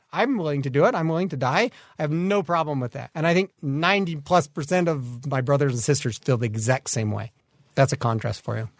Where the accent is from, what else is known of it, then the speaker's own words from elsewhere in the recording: Kaysville, Utah, United States; I come from Kaysville up north. I was born there, built a house there, growed my children's there